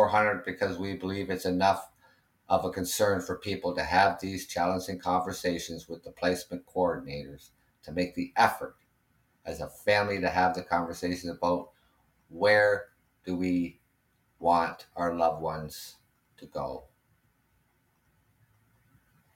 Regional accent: Canada; I'm Canadian

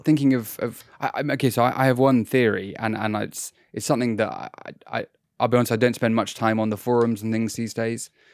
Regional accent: United Kingdom; as a British person

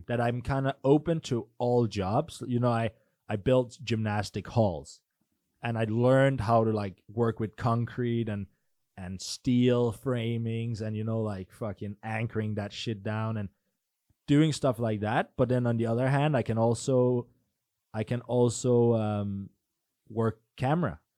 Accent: Denmark; also born or lived in Norway; I'm from Denmark

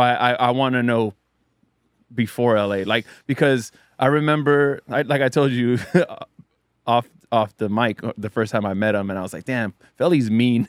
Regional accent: South Bay, California, United States; I grew up in the South Bay

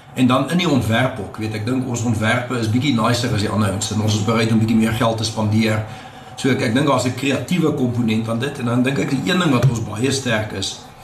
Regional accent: Pretoria, Gauteng, South Africa; also born or lived in Stellenbosch; My pa was by die universiteit betrokke tot ek so 7, 8 was en toe sy by Tikkies aangestel en toe het ons Pretoria toe getrek en van toe af bly ek in Pretoria

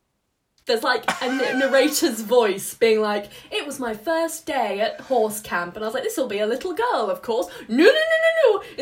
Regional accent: United Kingdom; also born or lived in Wales / Birmingham; as a Welsh Brummy queen...

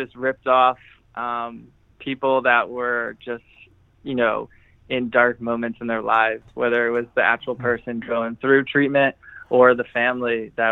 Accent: Manahawkin, New Jersey, United States; moved away as an adult; also born or lived in San Francisco, California; now in California, United States; in my hometown, in Manahawkin

